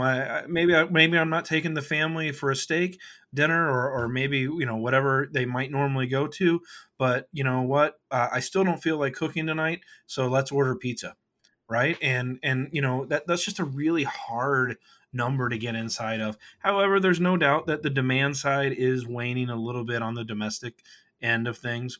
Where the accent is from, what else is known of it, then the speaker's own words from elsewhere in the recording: Kentucky, United States; now in Chicago, United States; I grew up in Kentucky